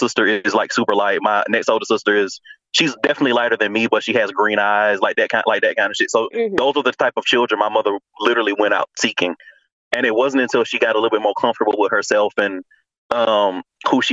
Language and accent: English; Atlanta, Georgia, United States; moved away as an adult; now in Australia; I have a very affirmed identity growing up in Atlanta